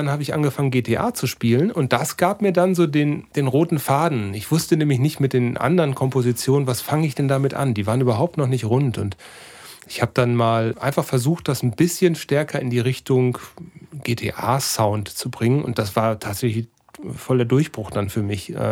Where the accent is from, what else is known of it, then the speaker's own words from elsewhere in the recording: North Rhine-Westphalia, Germany; Als Sauerländer in der Großstadt, das ist bestimmt nicht so einfach.